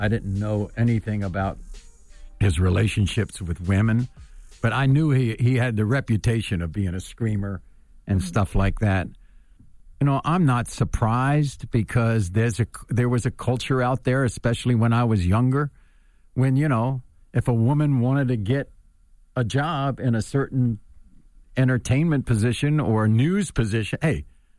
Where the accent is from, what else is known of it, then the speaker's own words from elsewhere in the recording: Washington, District of Columbia, United States; I grew up in Washington, D.C., so I'm kind of a local kid, and I've been around government most of my life.